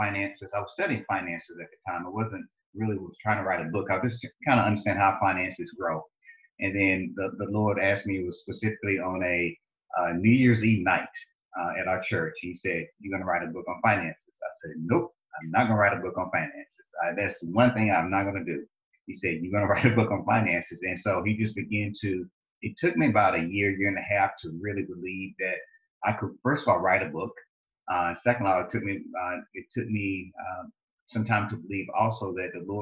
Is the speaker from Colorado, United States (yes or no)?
no; Lewisburg, Tennessee, United States; accent: southern drawl; moved away as an adult; also born or lived in South Carolina / Michigan; I grew up in Lewisburg, Tennessee. You probably hear my accent, my southern drawl. I say y'all a lot.